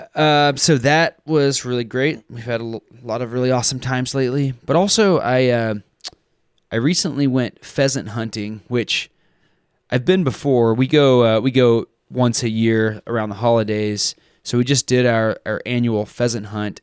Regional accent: Texas, United States; I grew up in Texas and I grew up dove and quail hunting

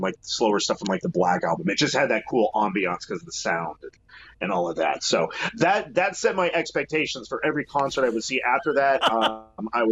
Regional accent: Castle Rock, Colorado, United States; moved away as an adult; now in Seattle, United States; I grew up in Castle Rock, which is between Colorado Springs and Denver

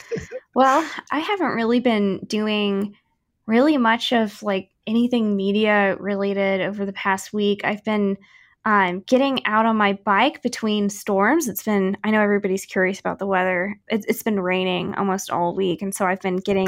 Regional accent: St. Louis, Missouri, United States; now in Kansas City, United States; I grew up in St. Louis and watched a lot of hockey over there

